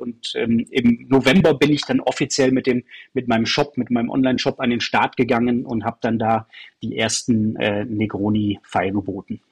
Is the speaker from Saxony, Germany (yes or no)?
no; Aachen, North Rhine-Westphalia, Germany; now in Munich, Germany; wir sind beide aus Aachen, du hörst, dass ich kein Bayer bin